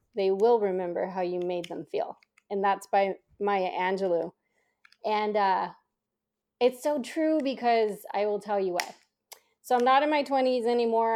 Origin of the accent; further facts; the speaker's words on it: San Jose, California, United States; I was born and raised in Silicon Valley, so specifically San Jose